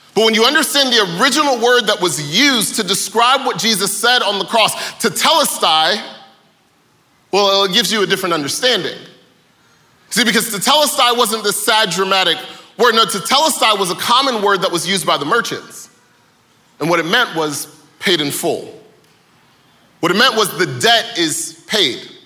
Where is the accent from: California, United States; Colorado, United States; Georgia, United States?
Georgia, United States; Atlanta; I am from Atlanta, born and raised.